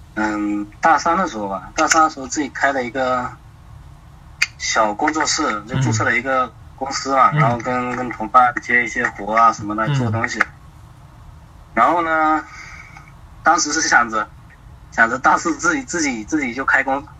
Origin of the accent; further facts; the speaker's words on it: Fujian, China; now in Shanghai, China; 啊，福建的。